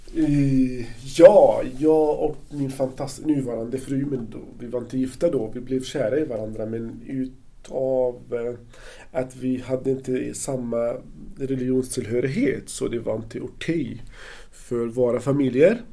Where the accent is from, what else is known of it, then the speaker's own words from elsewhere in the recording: Gaza Strip, Palestine; Swedish is a second language; moved away as an adult; also born or lived in Ludvika, Sweden; now in Gothenburg, Sweden; jag kommer eh, från Palestina, född och uppvuxen i Gazaremsan